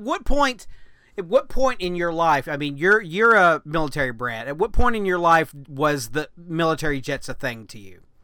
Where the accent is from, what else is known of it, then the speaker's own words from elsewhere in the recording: United States; being American